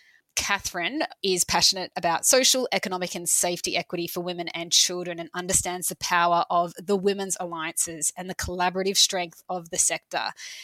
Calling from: New South Wales, Australia; I'm joining you from Gadigal land.

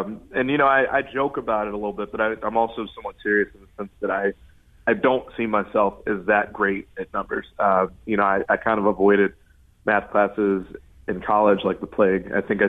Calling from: Chicago, Illinois, United States

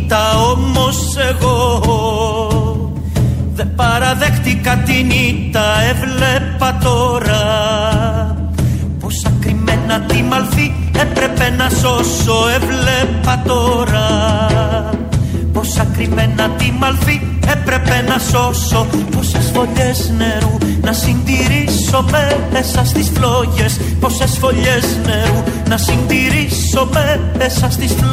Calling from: Neapoli, Greece; από Νεάπολη.

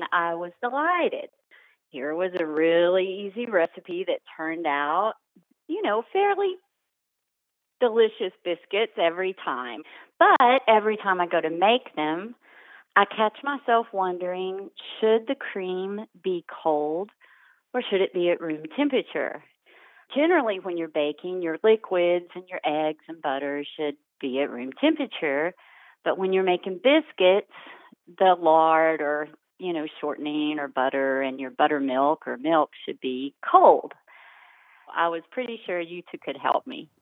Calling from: Fairview, North Carolina, United States; I'm calling from Fairview, North Carolina.

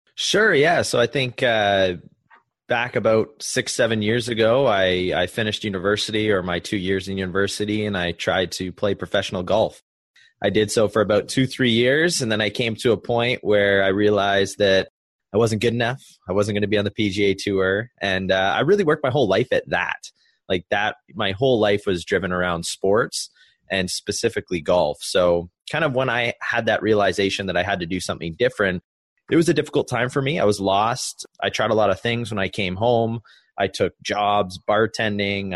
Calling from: Niagara Falls, Ontario, Canada; I am calling from Niagara, Canada.

